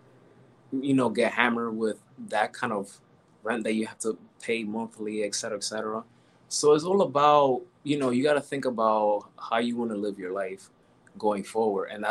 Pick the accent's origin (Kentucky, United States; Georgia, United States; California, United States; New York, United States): New York, United States; I was born and raised in New York